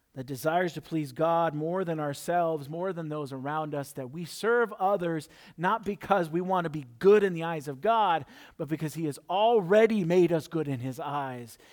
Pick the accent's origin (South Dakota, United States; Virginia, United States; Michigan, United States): South Dakota, United States; I'm from South Dakota